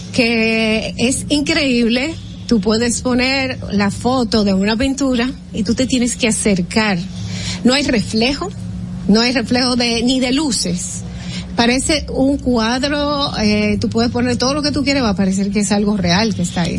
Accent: Dominican Republic; nosotros como dominicanos

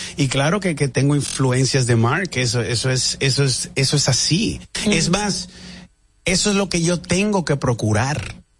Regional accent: La Vega, Dominican Republic; now in Miami, United States; en La Vega hago mi estreno en mi, en mi ciudad en mi pueblo

